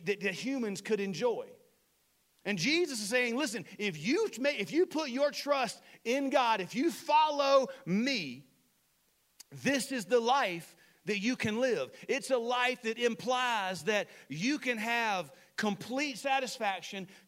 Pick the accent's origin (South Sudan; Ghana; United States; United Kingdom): United States; Saluda; moved away; my hometown of Saluda, which is a redneck town